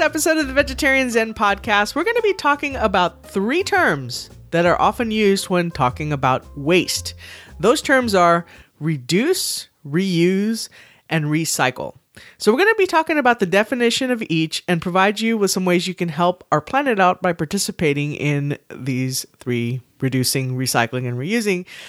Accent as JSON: {"language": "English", "town": "San Antonio", "region": "Texas", "country": "United States", "tie": "born or raised there", "said": "I was born and raised here in San Antonio, Texas"}